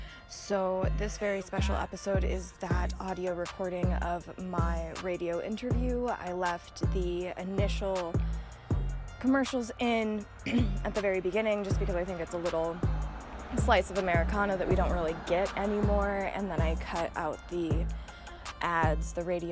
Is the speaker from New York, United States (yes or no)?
no; Bozeman, Montana, United States; now in Butte, United States; So, I'm from Bozeman, born and raised. Really stayed in the valley until I couldn't afford to anymore